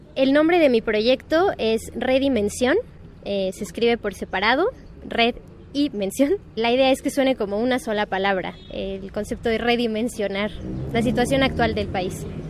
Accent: Mexico City, Mexico; Soy del sur de la Ciudad de México

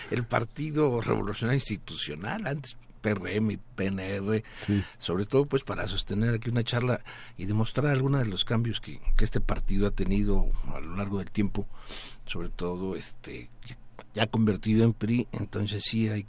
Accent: Mexico; nosotros como mexicanos

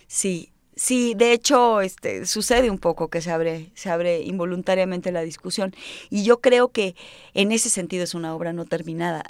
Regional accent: Mexico; yo nací en México

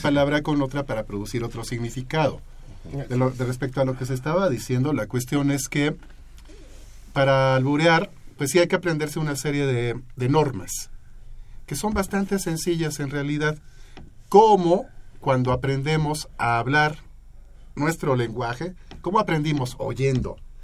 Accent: Mexico; somos mexicanos

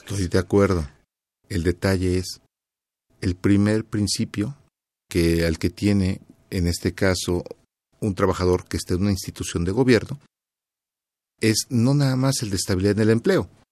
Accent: Mexico; como mexicanos y viendo cómo nos desarrollamos en otros países

